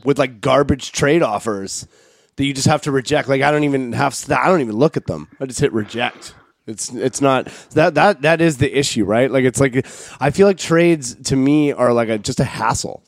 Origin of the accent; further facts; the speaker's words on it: Canada; moved away; also born or lived in Pacific Northwest; We're Canadian